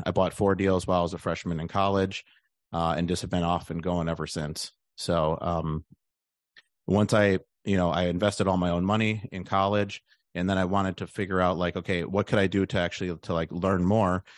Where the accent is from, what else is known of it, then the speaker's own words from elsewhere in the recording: Milwaukee, Wisconsin, United States; moved away as an adult; also born or lived in Austin, Texas; I'm from the Milwaukee area.